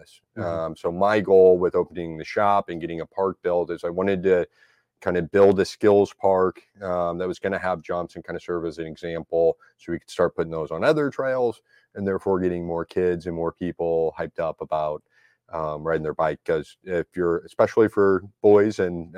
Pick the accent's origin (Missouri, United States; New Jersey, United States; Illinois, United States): Missouri, United States; St. Louis; also born or lived in Jefferson County, Missouri / Eureka, Missouri; I grew up in Dogtown, which is a very hilly area